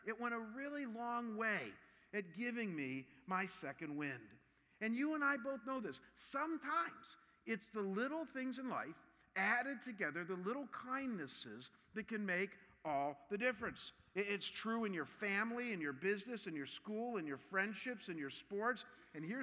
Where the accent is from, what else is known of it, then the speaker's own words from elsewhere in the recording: Cleveland, Ohio, United States; my hometown of Cleveland